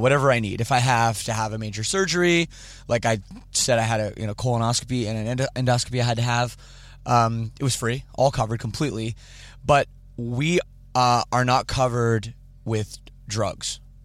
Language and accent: English; Canada; I'm Canadian